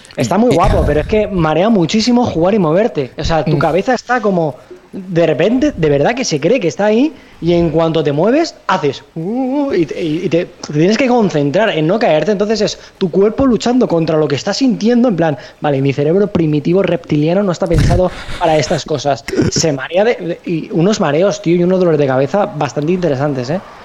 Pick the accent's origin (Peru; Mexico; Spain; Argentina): Spain; Alicante, Valencian Community; somos tres chicos de Alicante